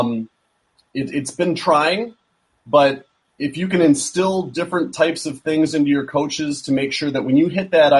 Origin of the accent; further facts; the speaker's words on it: Madison, Wisconsin, United States; I grew up in Madison, Wisconsin.